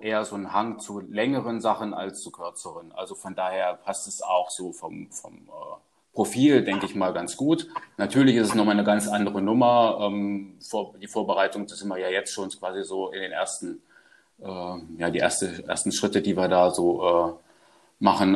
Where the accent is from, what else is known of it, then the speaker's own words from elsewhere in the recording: Germany; also born or lived in Karlsruhe region; now in Karlsruhe, Germany; recht naturnah aufgewachsen und ähm, ja, in Richtung Harz, äh, da wo ich herkomme